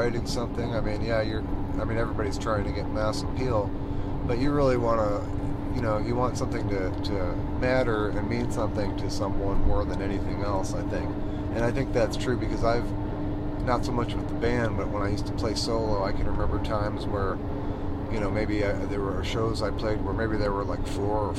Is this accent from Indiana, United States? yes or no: yes; South Bend, Indiana, United States; growing up in South Bend, yeah